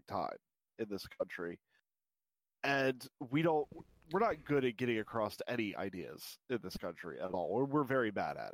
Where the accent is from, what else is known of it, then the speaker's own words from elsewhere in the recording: United States; as an American